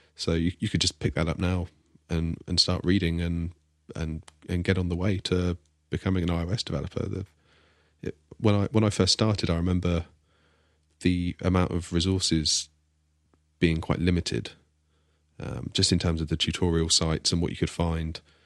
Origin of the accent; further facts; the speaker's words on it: Devon, South West England, United Kingdom; I'm the one from Devon.